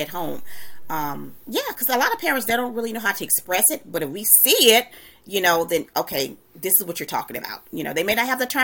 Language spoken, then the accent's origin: English; the South, United States; we're from the South